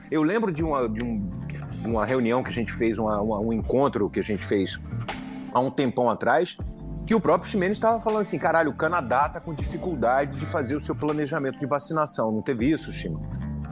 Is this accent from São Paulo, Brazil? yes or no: no; Pernambuco, Brazil; moved away; also born or lived in Paraíba; Eu sou pernambucano, tenho pai paraibano, meu, meu grupo de família é da Paraíba